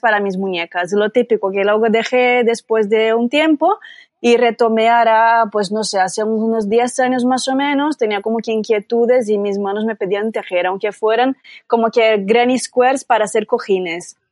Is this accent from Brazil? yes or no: yes; Brazil; accent: Brazilian; Spanish is a second language; now in Barcelona, Spain; soy brasileña, ya podréis notar por mi acento